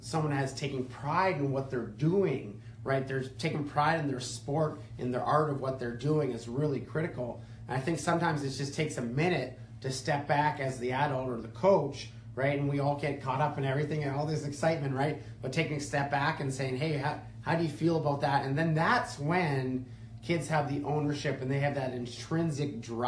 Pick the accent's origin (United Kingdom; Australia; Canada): Canada; Edmonton, Alberta; as a kid growing up in Edmonton, Alberta